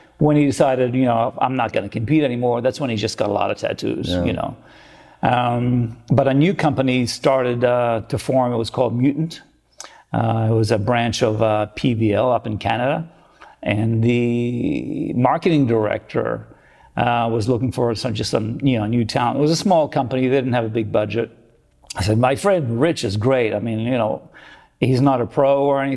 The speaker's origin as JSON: {"language": "English", "town": "Rome", "region": "Lazio", "country": "Italy", "also_born_or_lived": "Australia / California", "moved": "yes", "lives_now": "United States", "said": "I'm from Rome"}